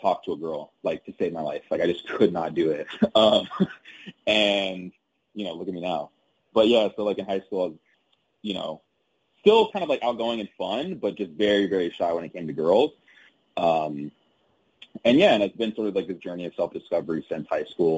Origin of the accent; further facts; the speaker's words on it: Covina, California, United States; also born or lived in Gardena, California; I'm from SoCal. So a city called Gardena is where I was born and raised for the first few years of my life. Then moved to a city called Covina when I was like about 7 or 8 and lived out there until I went to undergrad. So pretty much SoCal from all my childhood